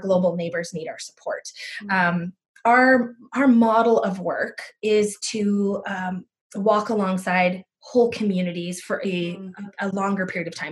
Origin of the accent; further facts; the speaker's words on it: United States; now in Abbotsford, Canada; I grew up in the States